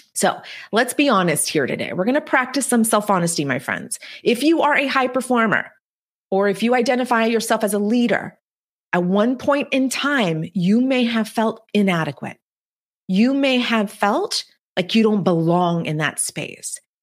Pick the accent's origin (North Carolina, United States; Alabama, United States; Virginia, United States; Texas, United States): Texas, United States; the Texas Mexican border, United States; English is a second language; the girl who was born and raised on the Texas Mexican border, who didn't speak a word of English until she was eight years old